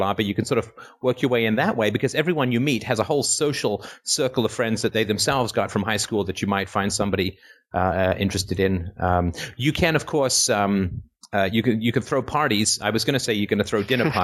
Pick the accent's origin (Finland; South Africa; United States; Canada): Canada; I'm from Canada